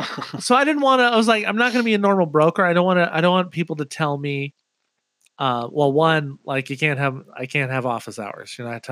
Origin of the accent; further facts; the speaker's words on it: Millis, Massachusetts, United States; also born or lived in Anaheim, California; now in Seattle, United States; I went to junior high and high school out there.